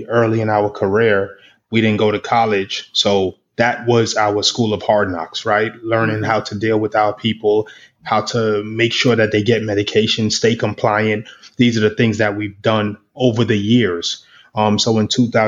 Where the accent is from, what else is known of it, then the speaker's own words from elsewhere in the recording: Boston, Massachusetts, United States; I'm from Boston. We're from underserved communities. We grew up without healthcare